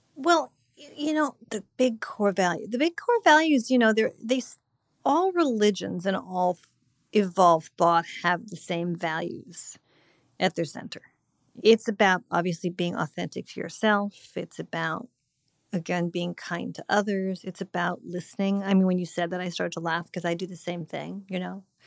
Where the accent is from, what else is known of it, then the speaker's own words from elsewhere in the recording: Montecito, California, United States; moved away; my hometown